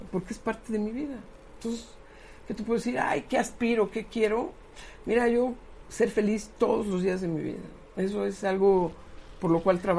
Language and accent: Spanish; San Pedro Cholula, Puebla, Mexico; yo, soy de Cholulandia. Este, que mira, que San Pedro Cholula está muy bien, ¿no?